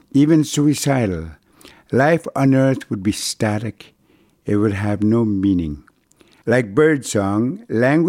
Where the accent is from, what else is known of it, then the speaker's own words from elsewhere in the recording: Brochet, Manitoba, Canada; first language Cree; English is a second language; moved away; arrive in my hometown of Old Broche until the summer of 1973, when I was 21. Too late for me to lose my language, which is how and why my Cree survived unscathed.